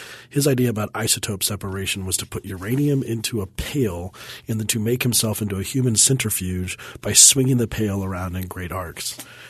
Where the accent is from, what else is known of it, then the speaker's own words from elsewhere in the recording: Denver, Colorado, United States; But because I'm from Denver